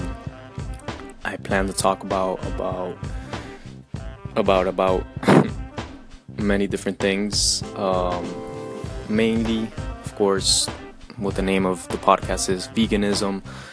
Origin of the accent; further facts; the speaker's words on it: Colombia; moved away; I grew up in Colombia, you know, very Latin American country